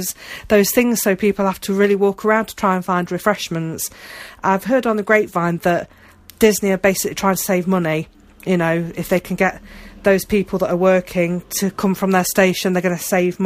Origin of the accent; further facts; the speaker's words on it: United Kingdom; I'm British, you know, I'm used to the colder weather, I'm used to the rain